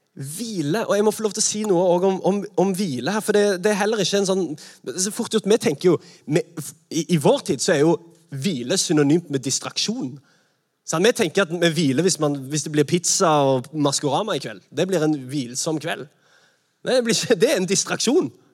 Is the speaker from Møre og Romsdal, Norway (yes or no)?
no; Sandnes, Rogaland, Norway; Jeg er fra Sandnes